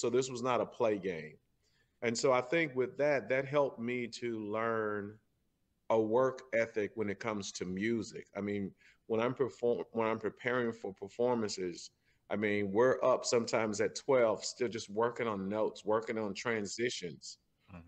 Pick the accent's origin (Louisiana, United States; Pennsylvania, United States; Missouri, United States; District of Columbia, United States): Missouri, United States; St. Louis; I'm from St. Louis. I grew up. I was born and raised right here in uh, in the North St. Louis.